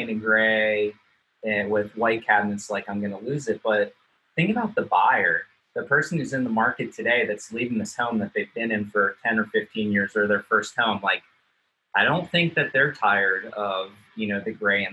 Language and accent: English; Manassas, Virginia, United States; I'm from Manassas.